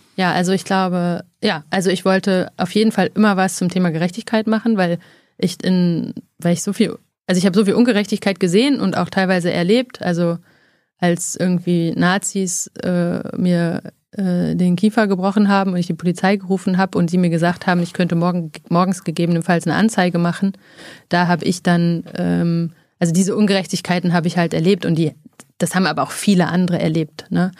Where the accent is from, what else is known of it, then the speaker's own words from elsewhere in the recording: Freiberg, Saxony, Germany; also born or lived in Oldenburg; now in Berlin, Germany; ich bin in Oldenburg geboren und in Freiberg in Sachsen aufgewachsen